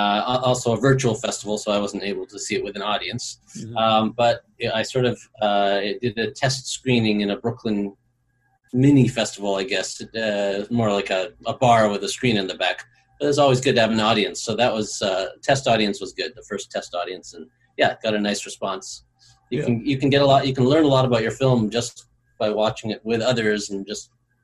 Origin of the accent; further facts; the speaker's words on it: Vancouver, British Columbia, Canada; moved away; Vancouver, Canada, where I'm my hometown